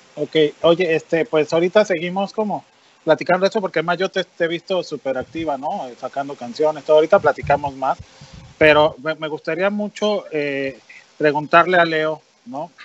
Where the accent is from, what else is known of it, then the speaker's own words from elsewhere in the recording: Mexico; como mexicano